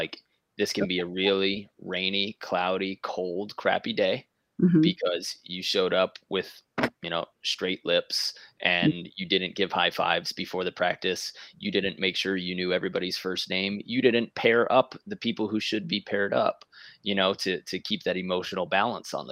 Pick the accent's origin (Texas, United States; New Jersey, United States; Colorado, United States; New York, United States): New York, United States; Being from New York